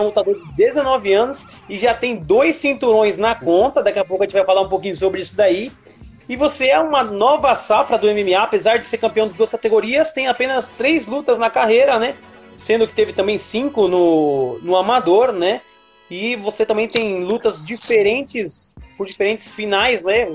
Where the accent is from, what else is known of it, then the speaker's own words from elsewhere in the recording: São Paulo, Brazil; eu sou daqui de São Paulo